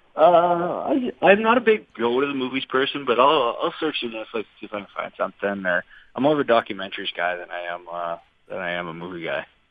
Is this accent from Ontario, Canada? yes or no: no; Saskatchewan, Canada; moved away; also born or lived in British Columbia; I'm from Saskatchewan